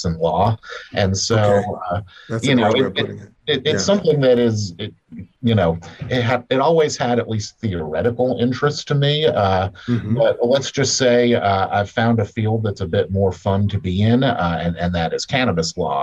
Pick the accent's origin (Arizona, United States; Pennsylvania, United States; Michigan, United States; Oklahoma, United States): Pennsylvania, United States; Philadelphia; moved away as an adult; now in Arkansas, United States; I grew up in the Philadelphia area